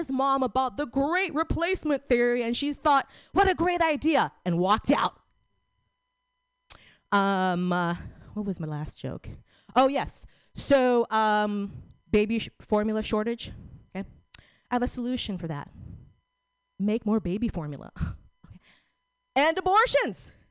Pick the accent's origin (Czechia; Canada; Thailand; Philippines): Philippines; I'm Filipino, not Korean.